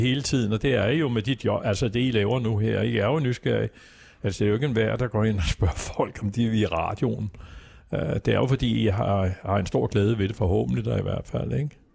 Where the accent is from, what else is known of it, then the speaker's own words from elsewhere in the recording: Copenhagen, Capital Region of Denmark, Denmark; jeg kommer fra Vesterbro, øh, vokset op i Hedvigade